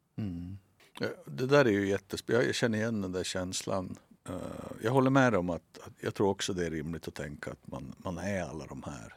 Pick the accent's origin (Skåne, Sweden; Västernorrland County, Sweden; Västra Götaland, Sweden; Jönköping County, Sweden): Västernorrland County, Sweden; accent: Norrländska; moved away; also born or lived in Norrbotten; Jag, jag, jag är från Västernorrland och bott i Västerbotten och Norrbotten